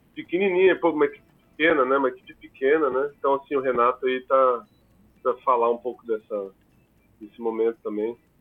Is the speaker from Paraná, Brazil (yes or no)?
yes; Curitiba, Paraná, Brazil; o pessoal de Curitiba, principalmente, que é a, a, o de onde eu venho